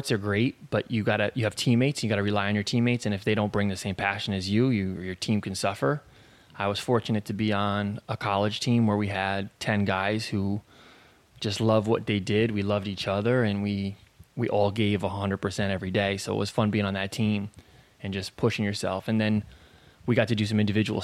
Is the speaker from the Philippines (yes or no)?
no; Vermont, United States; from Vermont